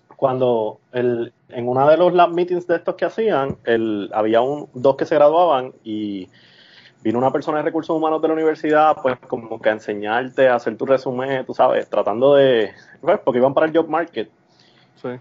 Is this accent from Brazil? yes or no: no; Puerto Rico; now in Missouri, United States; yo era de Puerto Rico